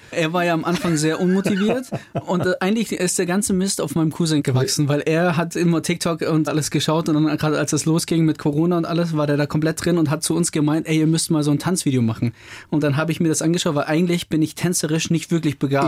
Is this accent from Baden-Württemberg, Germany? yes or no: yes; Überlingen, Baden-Württemberg, Germany; bei uns in Überling, wo wir herkommen, am Bodensee